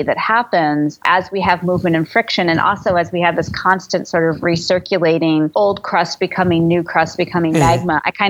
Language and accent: English; Midwest, United States; I grew up in the Midwest where, you know, in Tornado Alley